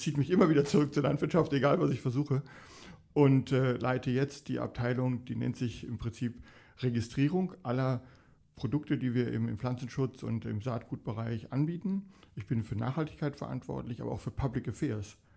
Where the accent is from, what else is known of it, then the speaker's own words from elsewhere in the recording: Dortmund, North Rhine-Westphalia, Germany; now in Limburgerhof, Germany; Momentan 58 und komme aus Dortmund.